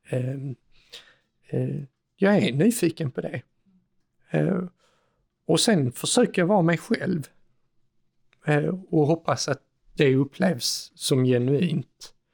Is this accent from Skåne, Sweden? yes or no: yes; Skåne, Sweden; nu är det ju snart lunch så först ska jag som sann skåning